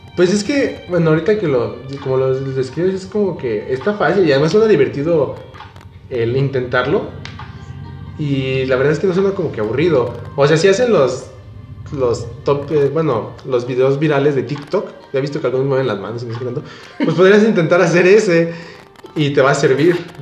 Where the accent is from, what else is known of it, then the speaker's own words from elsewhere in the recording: Guanajuato, Mexico; nosotros somos de Guanajuato.